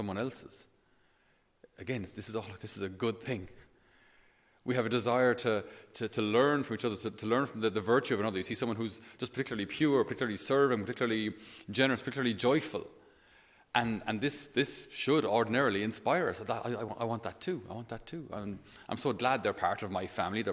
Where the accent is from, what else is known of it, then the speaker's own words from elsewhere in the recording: Tipperary, Munster, Ireland; I was from Tipperary